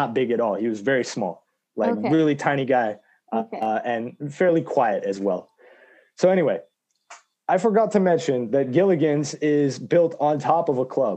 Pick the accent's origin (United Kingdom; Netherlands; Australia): United Kingdom; England; I'm from England